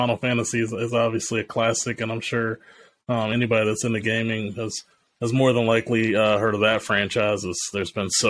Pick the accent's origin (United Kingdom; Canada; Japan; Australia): Japan; I grew up in Japan in the early 90s.